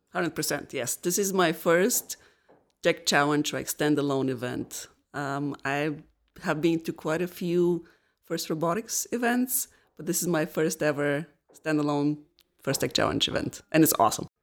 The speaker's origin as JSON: {"language": "English", "country": "Bulgaria", "tie": "born or raised there", "also_born_or_lived": "New Hampshire, United States", "moved": "as an adult", "lives_now": "Rhode Island, United States", "said": "I am originally from Bulgaria. The first 22 years of my life I spent there, and then I moved to the United States."}